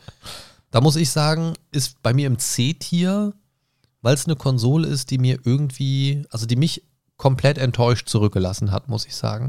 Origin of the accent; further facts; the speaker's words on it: Germany; bei uns in Deutschland